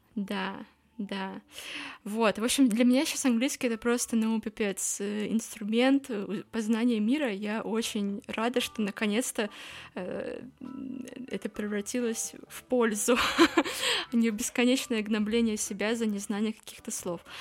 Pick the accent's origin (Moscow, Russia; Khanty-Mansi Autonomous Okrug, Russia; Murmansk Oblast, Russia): Murmansk Oblast, Russia; Murmansk; now in Saint Petersburg, Russia; я из Мурманска